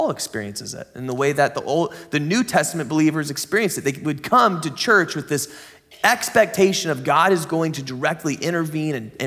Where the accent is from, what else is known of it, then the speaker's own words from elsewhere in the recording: San Diego, California, United States; now in Grants Pass, United States; I grew up in the San Diego kind of area